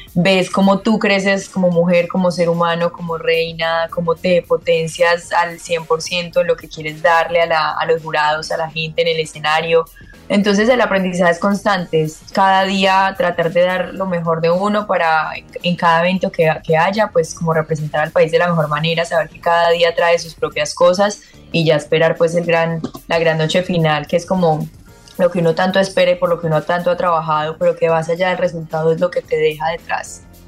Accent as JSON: {"language": "Spanish", "country": "Colombia"}